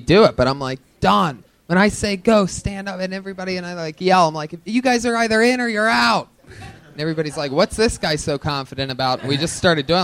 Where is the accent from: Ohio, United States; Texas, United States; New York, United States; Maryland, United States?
Ohio, United States; moved away; I'm from Ohio.